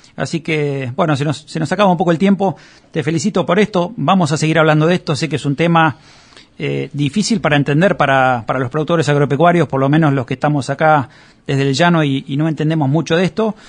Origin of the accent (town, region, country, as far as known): Argentina